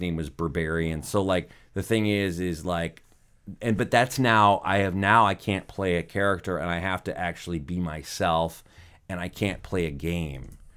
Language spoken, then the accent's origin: English; Michigan, United States; I grew up in Michigan